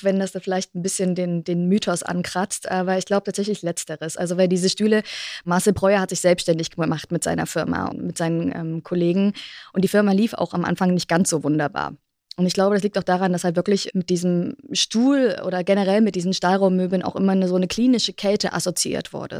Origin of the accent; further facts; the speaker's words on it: East Germany, Germany; Ich bin in der DDR groß geworden, beziehungsweise dann in Ostdeutschland